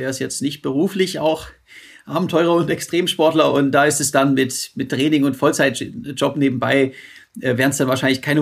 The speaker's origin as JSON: {"language": "German", "town": "Roth", "region": "Bavaria", "country": "Germany", "tie": "born or raised there", "said": "die Challenge Rot bei, bei Nürnberg. Meine Heimat."}